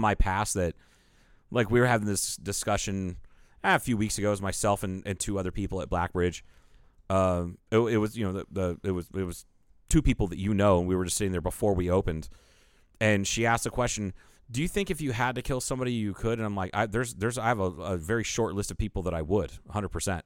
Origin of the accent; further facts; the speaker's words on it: Ohio, United States; There's one guy I grew up with in Ohio